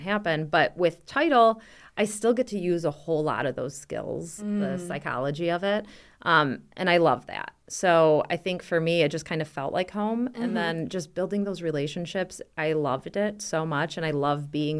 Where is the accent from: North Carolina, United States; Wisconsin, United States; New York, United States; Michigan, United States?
Michigan, United States; Whitmore Lake; So I actually grew up in a small town between Ann Arbor and Brighton called Whitmore Lake